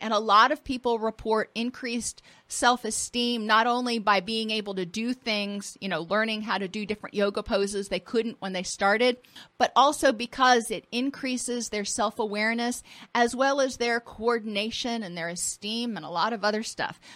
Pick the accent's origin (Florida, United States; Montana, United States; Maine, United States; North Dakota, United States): Florida, United States; I grew up in Florida and I grew up on the water.